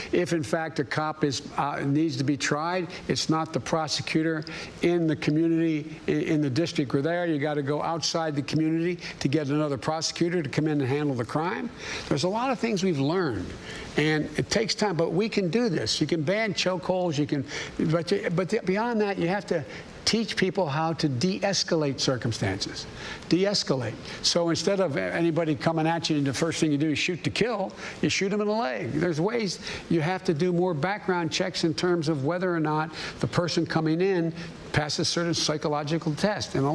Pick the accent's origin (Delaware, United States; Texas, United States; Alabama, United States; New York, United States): Delaware, United States; Claymont; the neighborhood I grew up I grew up in Claymont either became a cop, a firefighter, or a priest.